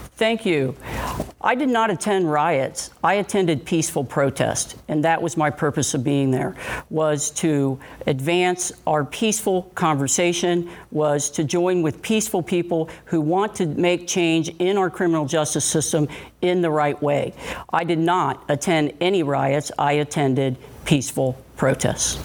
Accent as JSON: {"language": "English", "town": "Cincinnati", "region": "Ohio", "country": "United States", "tie": "born or raised there", "said": "I was born and raised right here in Cincinnati, and I grew up in Price Hill."}